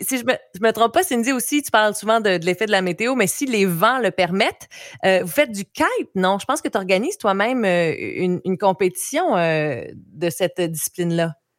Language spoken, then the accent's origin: French; Baie des Chaleurs, Quebec, Canada; depuis que je suis revenue en Gaspésie, moi je viens de la baie des Chaleurs